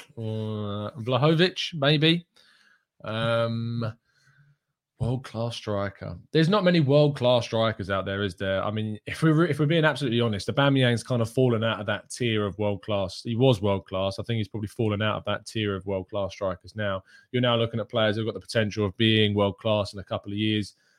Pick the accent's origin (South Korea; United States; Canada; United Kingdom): United Kingdom; England; being English through and through